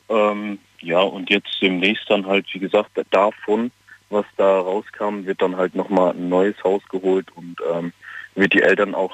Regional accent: Bingen, Rhineland-Palatinate, Germany; Ich komme aus Bingen.

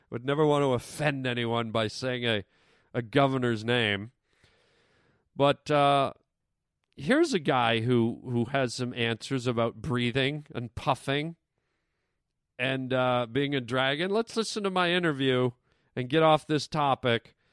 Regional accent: Canada; now in United States; I'm from Canada. I know my my accent has gone away. It's kind of sad actually because you know your accent is part of your identity, but I know that my accent has changed since I lived in the United States

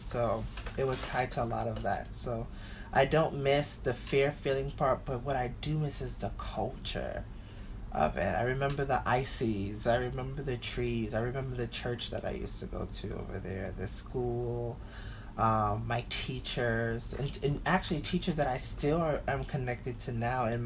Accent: New York City, New York, United States; growing up in Bushwick

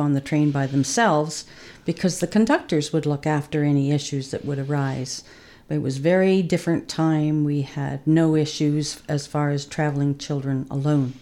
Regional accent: Winnipeg, Manitoba, Canada; also born or lived in Regina, Saskatchewan; now in Huntsville, Canada; I was born in Regina and basically grew up most of my life in Winnipeg

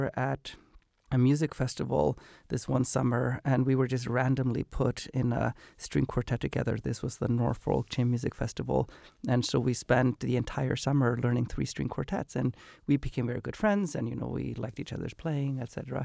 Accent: Iceland; moved away as an adult; now in United States; So I grew up in Iceland and then I moved to America for college

